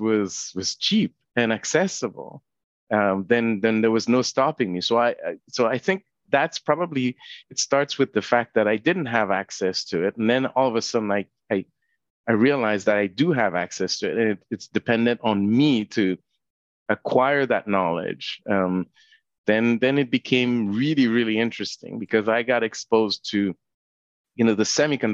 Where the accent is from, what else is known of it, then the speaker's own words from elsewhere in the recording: Haiti; now in Canada; I wasn't born in Canada. I was born in Haiti.